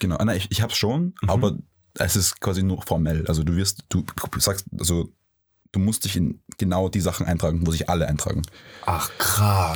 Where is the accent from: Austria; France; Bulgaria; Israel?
Austria; Vienna; Ich bin, ich bin also gebürtiger Wiener. Mhm. Ich bin halb Wiener, ähm, aber auch äh, halb Ägypter